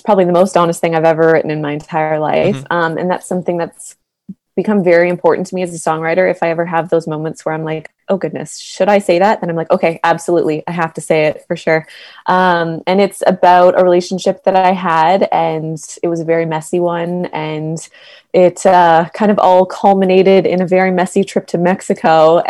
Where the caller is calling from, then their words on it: Toronto, Ontario, Canada; So I'm from Toronto right now.